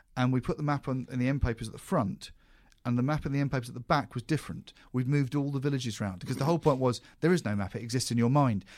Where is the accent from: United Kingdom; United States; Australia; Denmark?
United Kingdom; as a British person